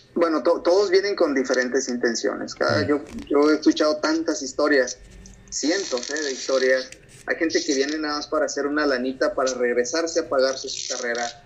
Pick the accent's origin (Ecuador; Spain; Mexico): Mexico; moved away as an adult; now in United States; mi cultura como mexicano